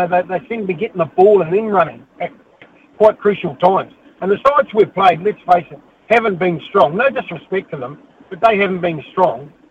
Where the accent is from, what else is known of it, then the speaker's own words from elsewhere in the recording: New Zealand; being a Kiwi